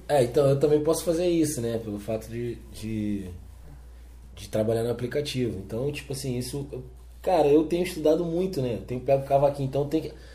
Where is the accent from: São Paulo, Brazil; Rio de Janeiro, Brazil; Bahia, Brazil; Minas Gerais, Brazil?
Rio de Janeiro, Brazil; sou natural do Rio de Janeiro, é, sou carioca da gema.